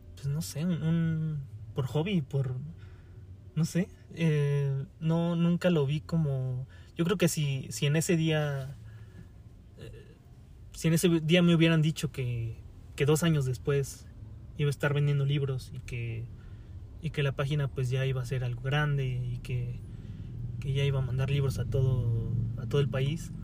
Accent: Pachuca, Hidalgo, Mexico; moved away as an adult; also born or lived in Mexico City; me tuve que regresar a, Pachuca, que es eh, de donde yo soy, de Pachuca Hidalgo

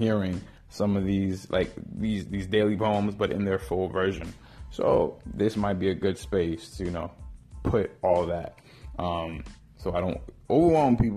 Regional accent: New York City, New York, United States; I was raised in Harlem

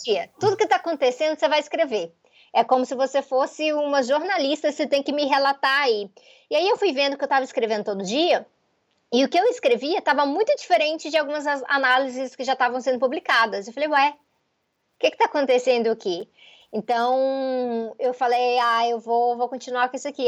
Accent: Goiânia, Goiás, Brazil; Goiânia, que é a minha cidade natal

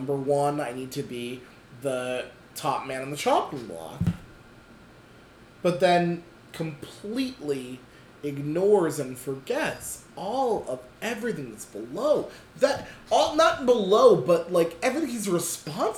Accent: United States; As Americans

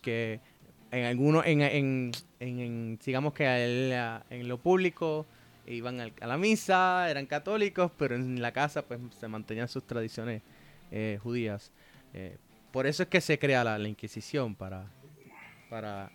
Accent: Puerto Rico; somos puertorriqueños

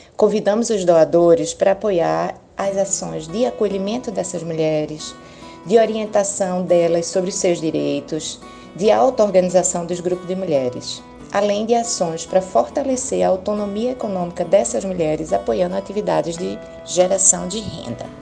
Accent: Pernambuco, Brazil; sou pernambucana

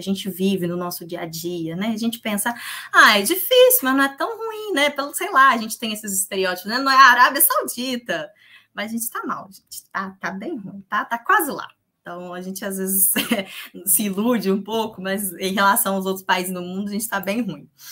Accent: Minas Gerais, Brazil; Eu sou de Minas

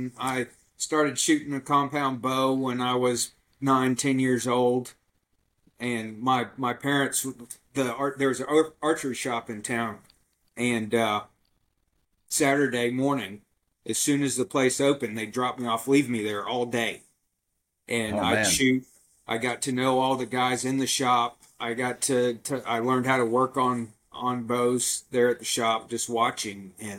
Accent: Tampa, Florida, United States; I grew up in Tampa

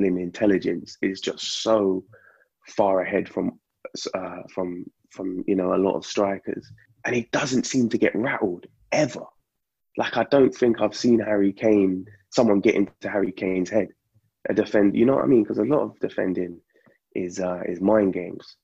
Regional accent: London, United Kingdom; Grew up in, you know, East Finchley

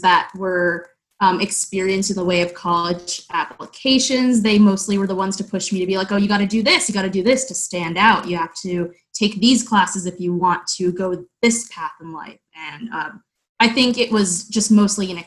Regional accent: Austin, Texas, United States; I'm from Austin, Texas

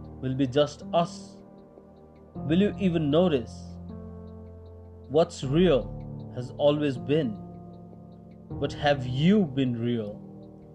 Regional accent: Gangtok, Sikkim, India; I'm a poet from Gangtok, India.

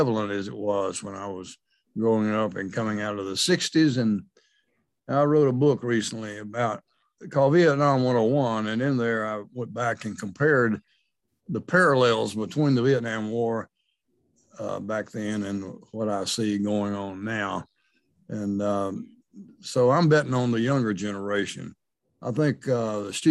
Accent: Georgia, United States; now in Missouri, United States; I'm from Georgia, from a small town in Georgia

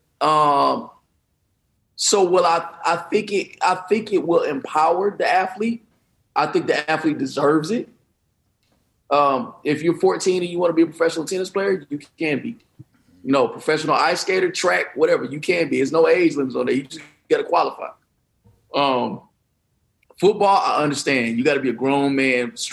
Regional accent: Detroit, Michigan, United States; I'm from Detroit

